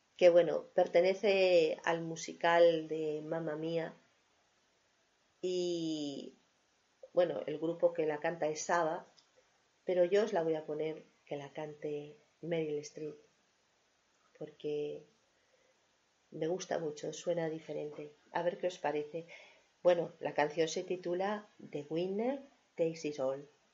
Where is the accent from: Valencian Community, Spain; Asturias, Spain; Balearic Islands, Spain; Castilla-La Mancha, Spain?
Asturias, Spain; Avilés; moved away; allí en la zona de donde yo vivía, en Avilés, donde yo nací, hay muchas casas indianas